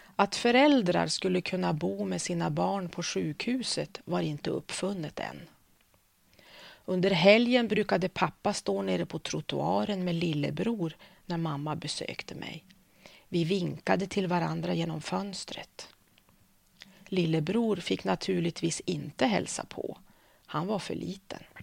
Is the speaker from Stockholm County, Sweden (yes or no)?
no; Örnsköldsvik, Västernorrland County, Sweden; also born or lived in Umeå; jag har vuxit upp i Övik ehm, så jag känner mig som Öviksflicka